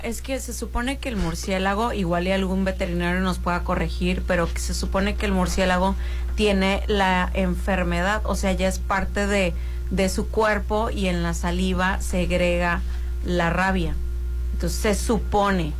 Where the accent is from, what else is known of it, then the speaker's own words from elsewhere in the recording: Mazatlán, Sinaloa, Mexico; moved away as an adult; also born or lived in Mexico City; nací en la Ciudad de México, Rolando, y me trajeron a los tres años para acá